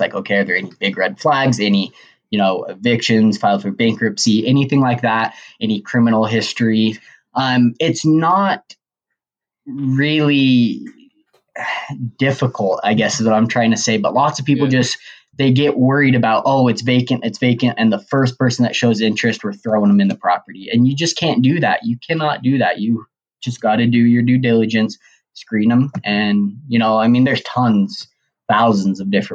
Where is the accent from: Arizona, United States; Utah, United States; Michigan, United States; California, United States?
Utah, United States; Logan; I am from Logan, Utah